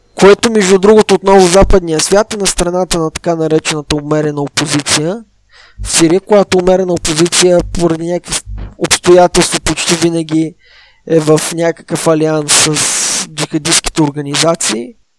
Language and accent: Bulgarian; Southern Bulgaria, Bulgaria; аз съм от Южна България